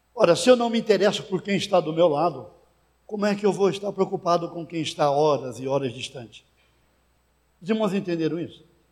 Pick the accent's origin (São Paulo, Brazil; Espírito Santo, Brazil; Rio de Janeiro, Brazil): São Paulo, Brazil; Santos; eu fui pastorear uma igreja em Santos, minha cidade natal